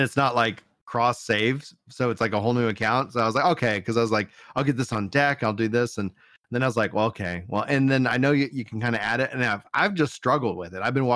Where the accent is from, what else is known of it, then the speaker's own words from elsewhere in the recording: Fort Worth, Texas, United States; accent: Central Texas; I got my Tech Central accent